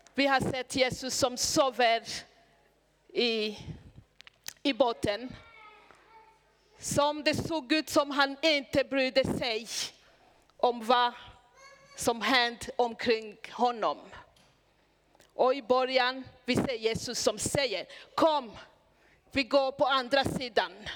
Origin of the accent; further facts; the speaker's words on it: Burundi; Swedish is a second language; moved away as an adult; also born or lived in Hedemora, Sweden; now in Sweden; alla tre vi kom från Burundi.